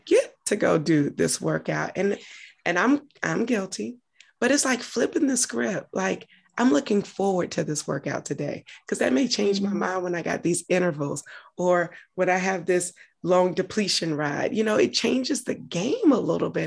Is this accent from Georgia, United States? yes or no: yes; Augusta, Georgia, United States; moved away as an adult; also born or lived in Atlanta, Georgia; now in Washington, DC, United States; I'm from Georgia, lived in Atlanta, from Augusta originally, but lived in Atlanta prior to moving to DC, where I currently am